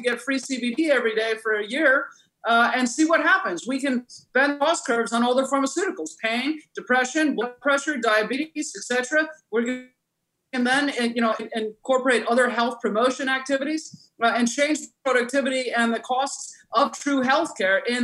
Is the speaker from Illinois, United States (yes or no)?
yes; Hinsdale, Illinois, United States; It was in Hinsdale, Illinois, and yeah, it was in my neighborhood